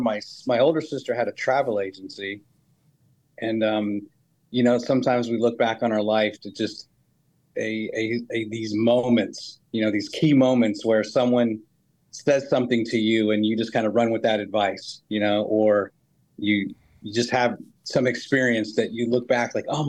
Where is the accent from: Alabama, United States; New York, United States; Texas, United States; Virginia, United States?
Virginia, United States; Northern; moved away as an adult; also born or lived in Salt Lake City, Utah; now in Huntsville, United States; I grew up basically in Northern Virginia